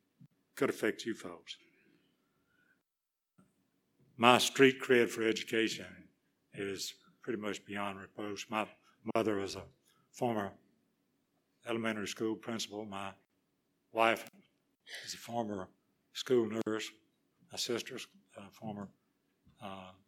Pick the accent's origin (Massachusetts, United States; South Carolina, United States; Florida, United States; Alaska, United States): South Carolina, United States; Gaffney; accent: Gaffanese; I was born and raised on Route 5 Gaffney, outside the city limits. I'm really from Cherokee County